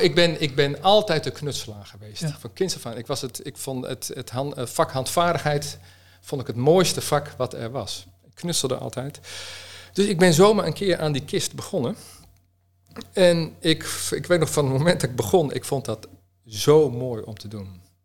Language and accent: Dutch; Utrecht, Netherlands; ik kom uit Utrecht